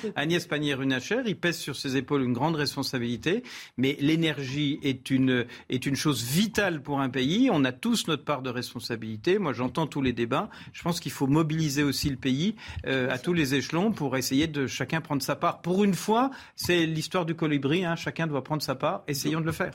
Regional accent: France; Je suis français

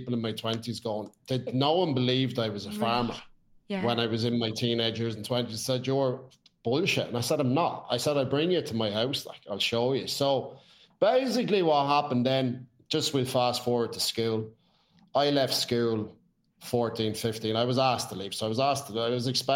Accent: Ireland; grew up in a bit of a madhouse. It was what it was back then, which was fair. You know, you're an Irish home that like to drink.

